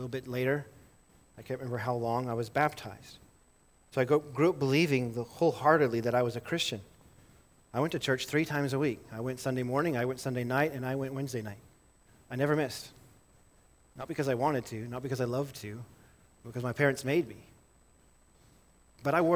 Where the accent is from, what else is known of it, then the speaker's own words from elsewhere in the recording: Livingston, Montana, United States; I grew up in Livingston, Montana